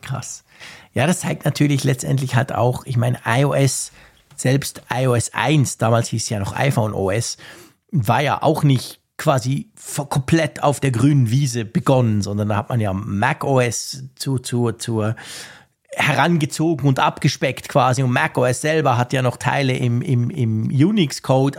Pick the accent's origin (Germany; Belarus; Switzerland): Switzerland; bei uns in der Schweiz